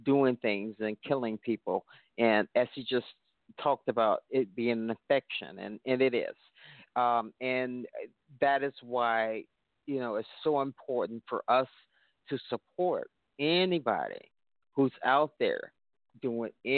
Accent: Chicago, Illinois, United States; I am from Chicago, the birthplace of house music, they call it

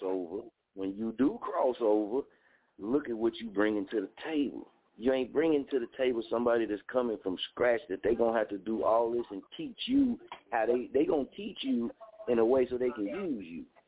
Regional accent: Muskogee, Oklahoma, United States; moved away; also born or lived in Las Vegas, Nevada; I'm from Muskogee, Oklahoma

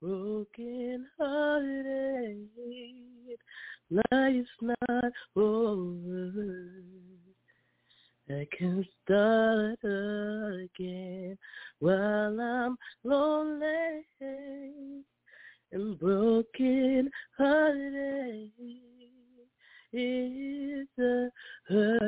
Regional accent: New York City, New York, United States; I'm from the Bronx, New York

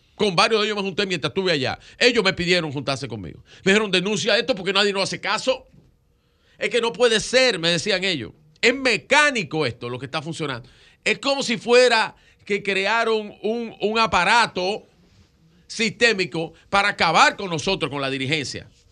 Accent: Dominican Republic; como dominicanos

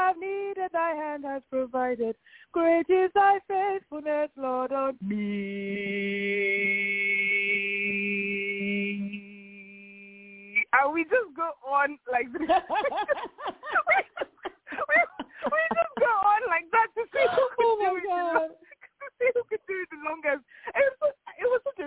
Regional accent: Lagos, Nigeria; now in London, United Kingdom; We grew up in Nigeria, in Lagos.

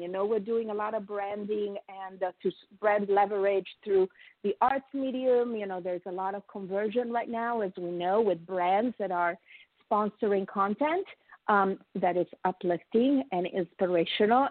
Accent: Italy; now in United States; I am a proud oh. immigrant, as you, as I have told you, I'm from Italy, but I am a very proud American

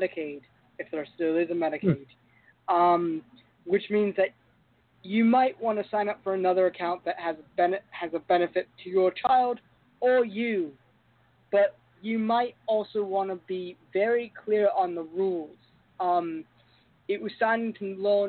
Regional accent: London, United Kingdom; In my home country of London

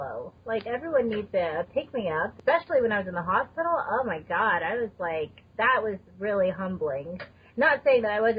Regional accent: Texas, United States; now in Colorado, United States; I'm from Texas...

